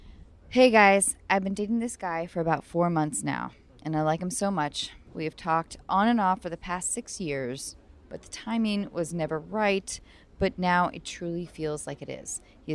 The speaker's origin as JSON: {"language": "English", "region": "Washington", "country": "United States", "tie": "born or raised there", "said": "From my home state of Washington."}